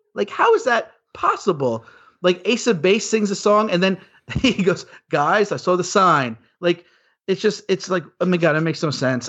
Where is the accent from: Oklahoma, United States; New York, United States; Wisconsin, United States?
New York, United States; moved away as an adult; now in Los Angeles, United States; I grew up in New York. I moved to Los Angeles to be in the movie industry